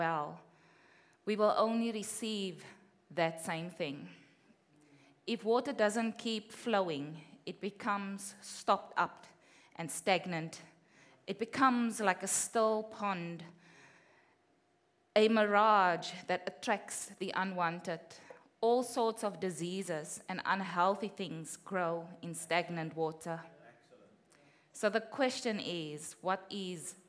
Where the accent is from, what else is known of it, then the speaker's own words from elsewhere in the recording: South Africa; moved away; we are from South Africa